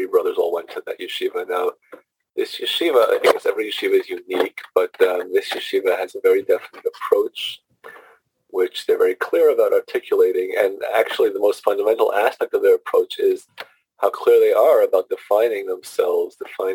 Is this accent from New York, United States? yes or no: yes; New York City, New York, United States; moved away as an adult; also born or lived in San Diego / Fort Worth / Miami; now in Huntington, United States; I grew up in Brooklyn, New York, in the neighborhood of called Flatbush